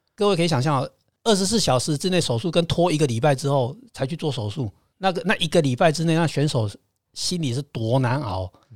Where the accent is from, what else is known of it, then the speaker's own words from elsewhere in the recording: Taiwan; 我们台湾这边的生活方式